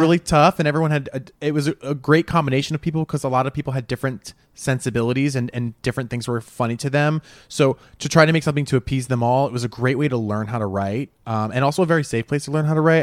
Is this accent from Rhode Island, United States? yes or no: yes; Rhode Island, United States; moved away as an adult; now in New York City, United States; I grew up in Rhode Island